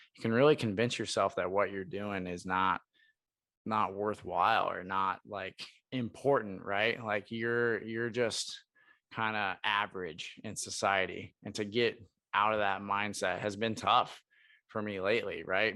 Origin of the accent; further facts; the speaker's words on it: Portland, Oregon, United States; moved away as an adult; also born or lived in Brookings, South Dakota; I'm from Portland, Oregon, which is a complete polar opposite